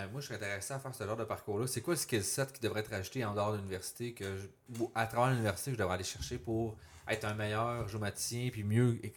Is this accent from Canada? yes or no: yes; Montreal, Quebec, Canada; now in Quebec City, Canada; Montréal, c'est très bilingue.